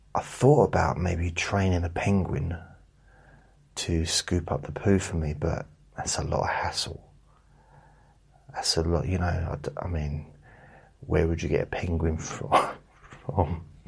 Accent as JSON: {"language": "English", "region": "England", "country": "United Kingdom", "said": "I'm from England."}